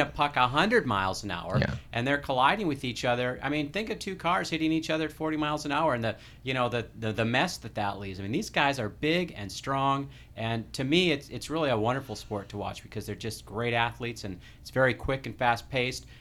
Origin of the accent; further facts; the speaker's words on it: Minnesota, United States; I'm I'm from the Midwest. I, I was born and raised in Minnesota